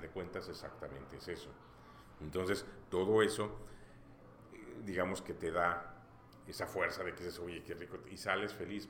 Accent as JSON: {"language": "Spanish", "country": "Mexico", "said": "Como buen mexicano"}